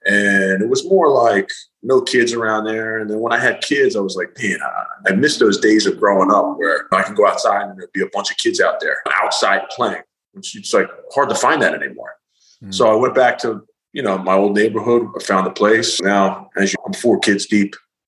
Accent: Philadelphia, Pennsylvania, United States; So I grew up in South Philly, but it was a little area called Queens Village.

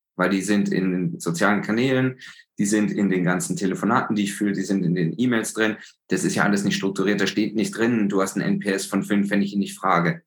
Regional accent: Germany; als Deutsche

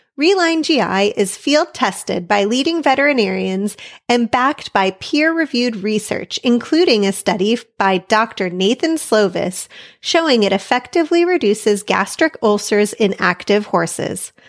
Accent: United States; myself obviously being an American writer with most of my experience competing here in America

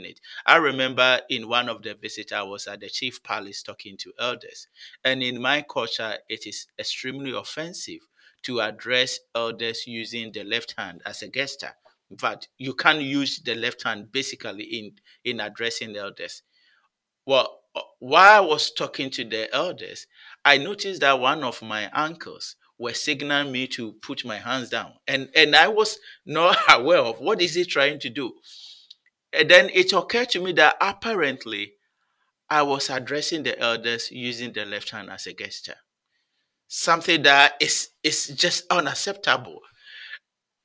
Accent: Ghana; moved away as an adult; also born or lived in Toronto, Canada; now in Newfoundland, Canada; growing up in Ghana, there were several opportunities of, you know, listening to my elders

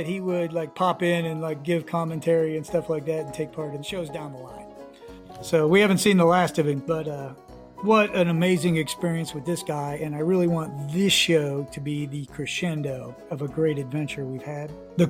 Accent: United States; We're American, you know, everybody in the USA.

